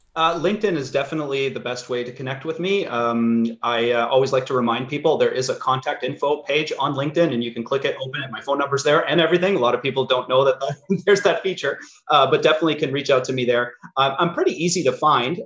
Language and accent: English; Sudbury, Ontario, Canada; I grew up in Sudbury